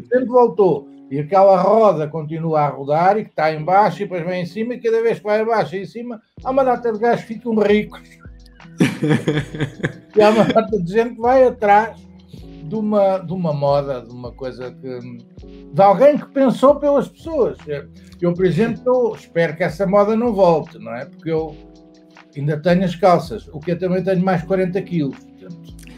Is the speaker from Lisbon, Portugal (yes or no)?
yes; Saloio, Lisbon, Portugal; Eu sou saloio, mas eu tenho, tenho casa no Alentejo